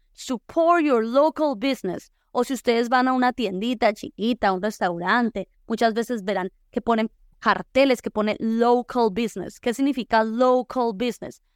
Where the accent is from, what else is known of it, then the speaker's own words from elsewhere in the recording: La Unión, Valle del Cauca, Colombia; now in Boise, United States; yo soy de pueblo, soy de la Unión Valle